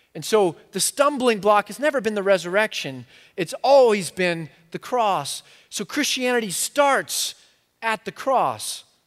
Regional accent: United States; I'm so American

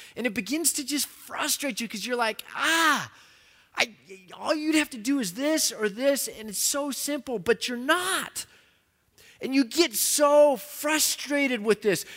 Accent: United States

